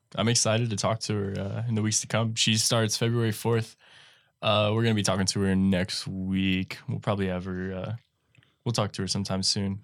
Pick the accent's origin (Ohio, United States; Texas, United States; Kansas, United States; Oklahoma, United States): Texas, United States; North; up in North Texas, uh, by my hometown